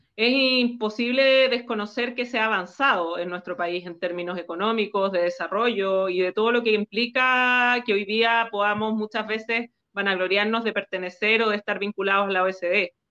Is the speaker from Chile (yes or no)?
yes; Chile